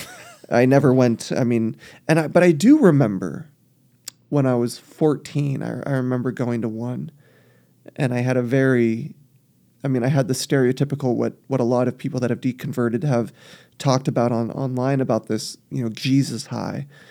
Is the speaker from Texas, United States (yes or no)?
yes; South Texas, United States; I grew up in South Texas